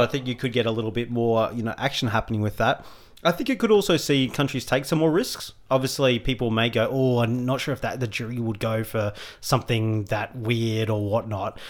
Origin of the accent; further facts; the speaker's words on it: Australia; we're Australian